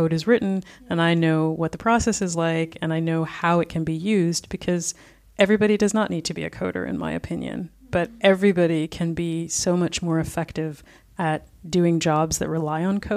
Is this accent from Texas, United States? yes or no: no; New York City, New York, United States; moved away as an adult; now in Berlin, Germany; I'm from Brooklyn originally